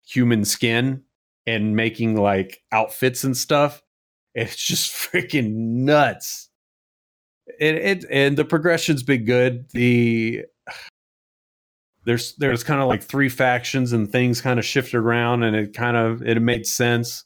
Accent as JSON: {"language": "English", "country": "United States"}